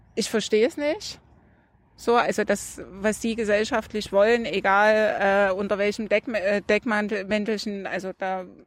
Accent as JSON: {"language": "German", "region": "Saxony", "country": "Germany", "said": "bei uns in Sachsen"}